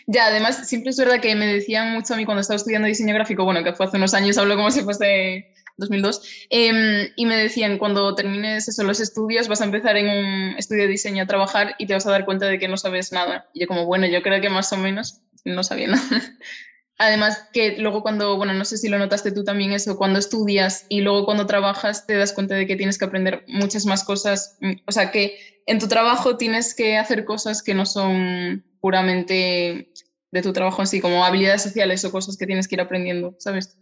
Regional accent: Galicia, Spain; naciste en Galicia como yo, los dos somos gallegas

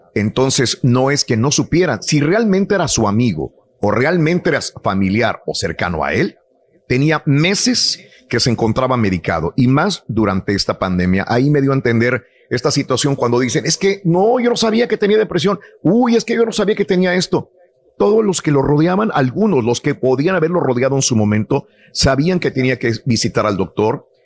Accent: Matamoros, Tamaulipas, Mexico; moved away; mi ciudad natal, Matamoros

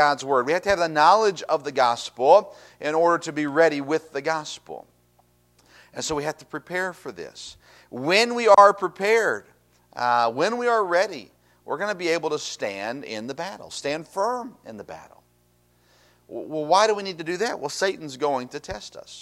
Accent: Tennessee, United States; I grew up in Tennessee, and in Tennessee, like Kentucky, barefoot was a thing

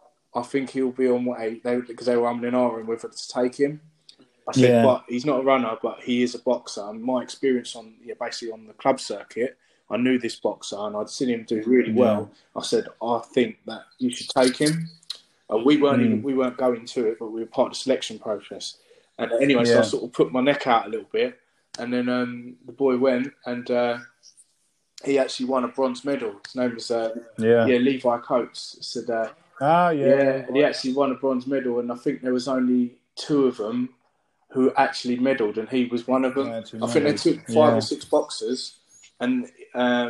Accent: United Kingdom; my parents were born in the Caribbean. My mum was born in St. Lucia and my dad's born in Dominica. And they both came here as children. They speak with English accents, etc. So, you're effectively British. And I see myself as British as well

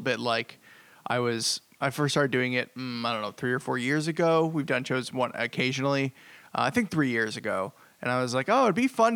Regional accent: Boston, Massachusetts, United States; from Boston

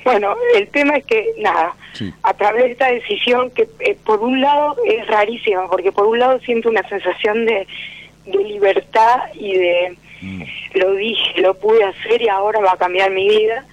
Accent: Valentín Alcina, Buenos Aires Province, Argentina; Soy de Valentín Alcina, de Zona

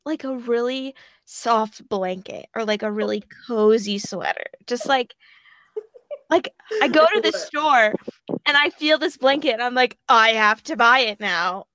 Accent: Chicago, Illinois, United States; I am from Illinois in the Chicago area

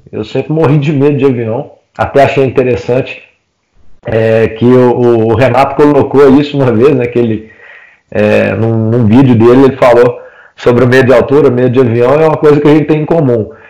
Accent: Oliveira, Minas Gerais, Brazil; also born or lived in Belo Horizonte; voltei para minha cidade natal, nessa época eu estava em Belo Horizonte, voltei para Oliveira, que é onde eu cresci, cidade onde meus pais moram

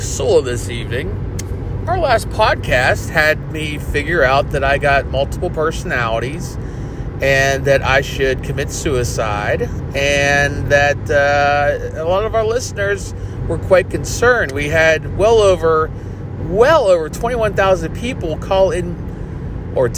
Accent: Pittsburgh, Pennsylvania, United States; I'm from Pittsburgh, Pennsylvania. Went to Shayside Academy, kindergarten through 12th grade

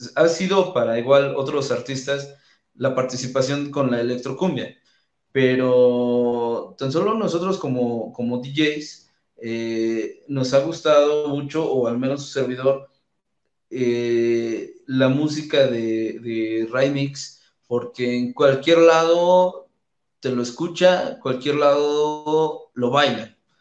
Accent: Calpulalpan, Tlaxcala, Mexico; en Calpulalpan, donde es mi ciudad natal.

